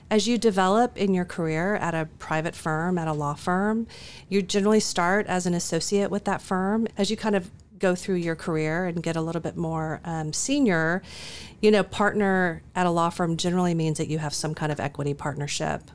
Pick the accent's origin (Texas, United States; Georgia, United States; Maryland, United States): Texas, United States; Dallas; growing up in Dallas